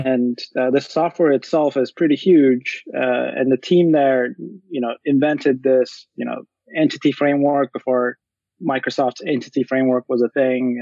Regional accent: Turkey; moved away; I'm originally from Turkey, and I went to this boarding school from uh, middle through high school for mm-hmm. seven years

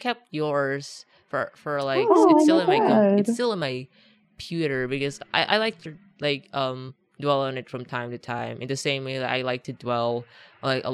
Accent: Philippines; English is a second language; I'm Filipino, but I didn't actually like learn English

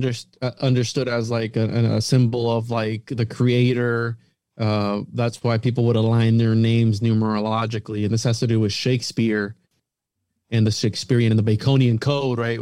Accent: Florida, United States; we're from Florida

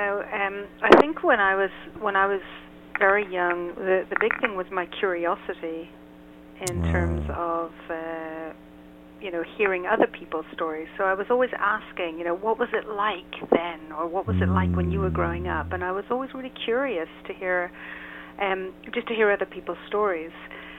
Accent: Ireland; now in Israel; I'm based in Israel. Uh-huh. I'm originally from Ireland, so I'm quite an international, certainly an international sound.

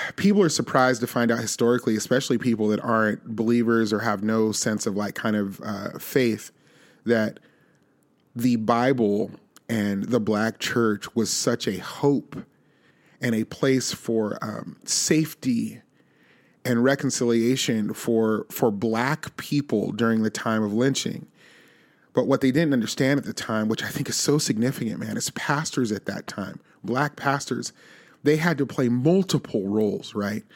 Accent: Las Vegas, Nevada, United States; now in Nashville, United States; I grew up in Las Vegas, Nevada

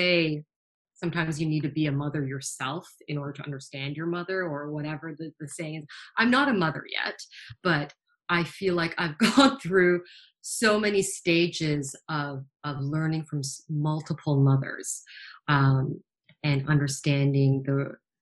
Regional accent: Toronto, Ontario, Canada; Being born and raised in Toronto

